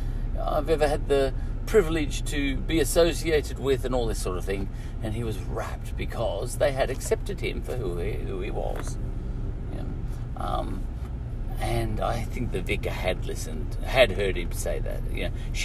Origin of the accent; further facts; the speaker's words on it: Ireland; I'm an Irishman, you say, you have to, you know. It's in my culture.